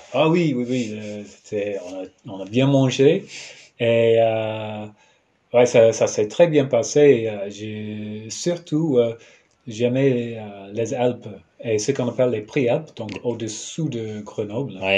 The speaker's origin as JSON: {"language": "French", "country": "New Zealand", "also_born_or_lived": "Aurillac, France", "second_language": "French", "said": "je viens de, de Nouvelle-Zélande"}